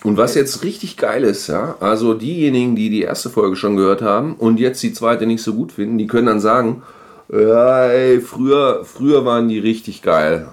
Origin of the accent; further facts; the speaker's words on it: Göttingen, Lower Saxony, Germany; moved away; Meine Heimatstadt liegt an der Leine